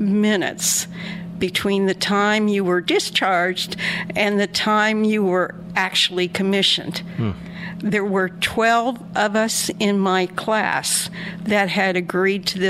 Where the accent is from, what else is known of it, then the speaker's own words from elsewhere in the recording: Indianapolis, Indiana, United States; now in Canal Winchester, United States; I was born and raised in Indianapolis, Indiana